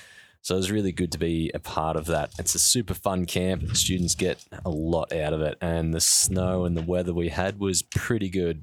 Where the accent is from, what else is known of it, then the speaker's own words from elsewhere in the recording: Geelong, Victoria, Australia; I grew up in East Geelong. I had two older brothers, one younger sister.